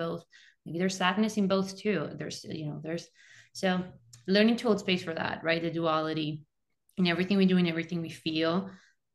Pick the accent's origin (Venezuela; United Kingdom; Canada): Venezuela; moved away as an adult; now in United States; I'm also an immigrant, I'm originally from Venezuela. Since I graduated high school in my country, moved to the US for my undergrad